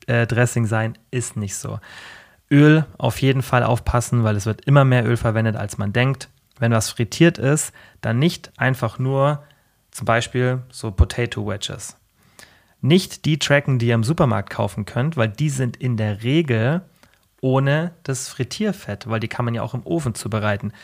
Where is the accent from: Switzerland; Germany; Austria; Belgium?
Germany; bei uns in Deutschland